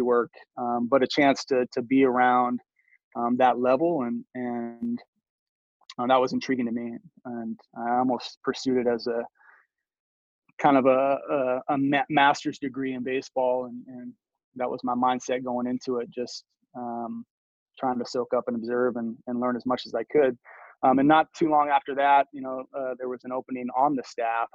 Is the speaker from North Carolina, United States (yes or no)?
no; Roslyn, Washington, United States; I grew up in a small community, Roslyn, Washington, which is about an hour and a half east